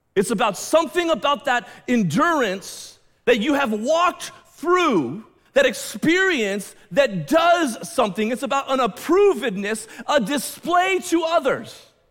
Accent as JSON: {"language": "English", "country": "United States", "said": "I'm an American, I'm a Western, Westerner"}